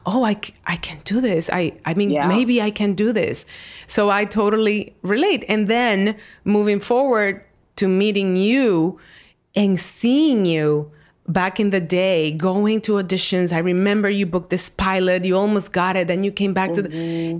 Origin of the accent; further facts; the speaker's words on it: Dominican Republic; moved away; I was a kid in Dominican Republic